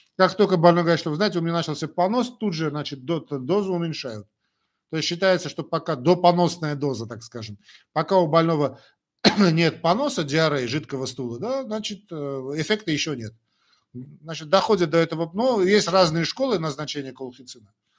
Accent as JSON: {"language": "Russian", "country": "Armenia", "first_language": "Armenian", "second_language": "Russian", "said": "я армянин, родился в Советском Союзе. Значит, э, понятно, что армянский язык для меня родной язык, а что касается русского языка, это мой второй родной язык"}